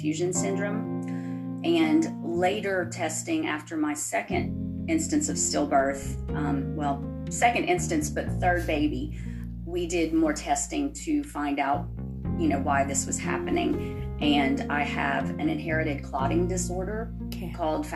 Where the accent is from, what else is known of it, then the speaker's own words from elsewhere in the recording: Louisiana, United States; I am from Louisiana in the United States.